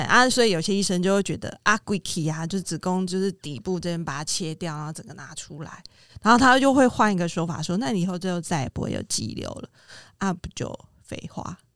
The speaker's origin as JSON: {"language": "Chinese", "region": "Kaohsiung", "country": "Taiwan", "tie": "born or raised there", "said": "我是高雄的南部小孩"}